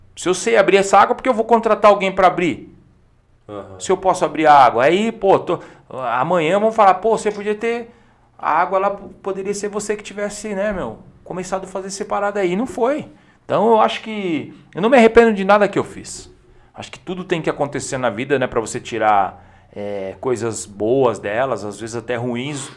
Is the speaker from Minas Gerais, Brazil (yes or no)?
no; Campinas, São Paulo, Brazil; a gente é de Campinas